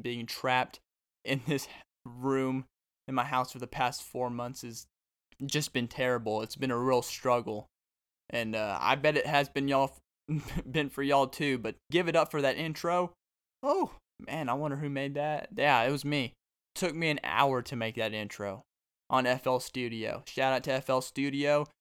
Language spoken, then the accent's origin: English; Arkansas, United States; now in Texas, United States; I'm from Arkansas, but I came down to Texas